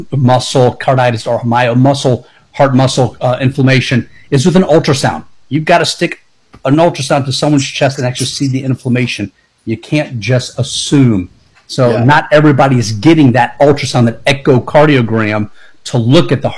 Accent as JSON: {"language": "English", "town": "Tampa", "region": "Florida", "country": "United States", "tie": "born or raised there", "said": "born and raised in Tampa"}